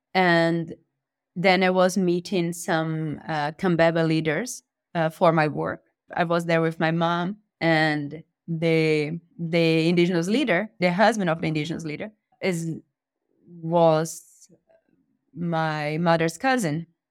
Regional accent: Fortaleza, Ceará, Brazil; now in Germany; I'm originally from Fortaleza, from Ceará, to the northeast of Brazil.

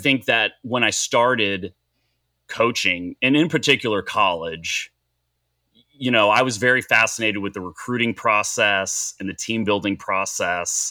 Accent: Dallas, Texas, United States; also born or lived in Boulder, Colorado; I'm from Dallas, Texas, and, and grew up five minutes from the stadium here, uh, in Dallas

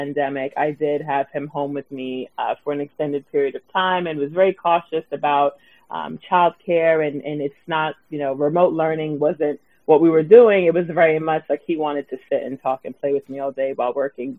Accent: New York City, New York, United States; I am born and raised in Brooklyn, and I still live here.

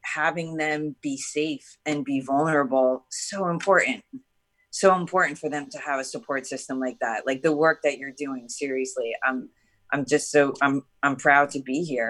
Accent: New Jersey, United States; moved away; I was raised in New Jersey

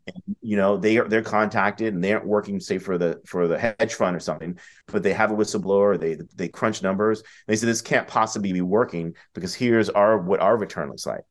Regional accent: Washington, District of Columbia, United States; moved away; I grew up in D C in the eighties and nineties.

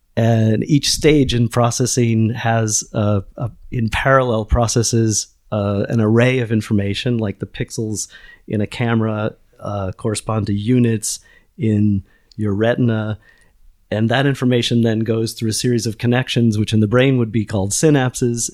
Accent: United States; moved away as an adult; now in Lisbon, Portugal; I'm an American

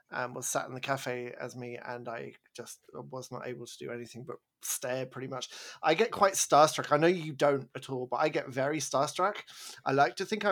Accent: United Kingdom; moved away as an adult; now in Vancouver, Canada; I'm British

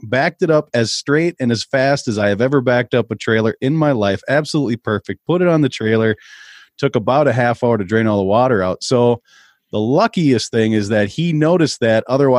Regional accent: Minnesota, United States

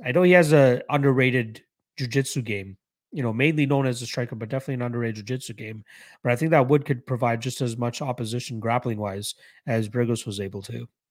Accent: Canada; I am Canadian. I am one hundred percent Canadian. Um, well, born in Canada, Indian roots, but yes, I'm Canadian.

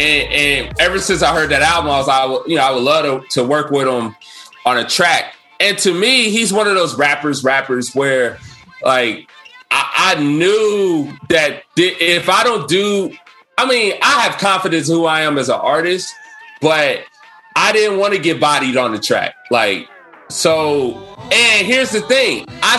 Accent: Cincinnati, Ohio, United States; And I want you to know I'm from Cincinnati, Ohio.

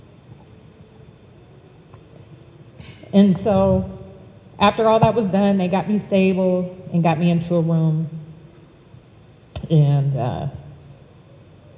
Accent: Youngstown, Ohio, United States; also born or lived in Columbus, Ohio; I was born in Youngstown, Ohio.

